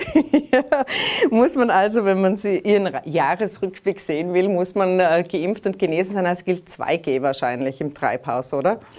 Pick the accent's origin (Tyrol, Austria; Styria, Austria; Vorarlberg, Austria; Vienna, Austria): Tyrol, Austria; Bei uns in Tirol